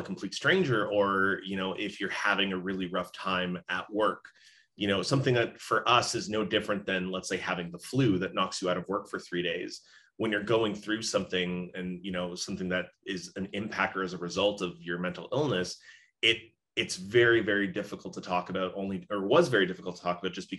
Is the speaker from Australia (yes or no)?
no; Brampton, Ontario, Canada; also born or lived in Mexico; I was born in Mexico. {S1} Yeah. {S2} We moved back and forth constantly between Mexico and then Brampton. So Brampton's mostly where I grew up.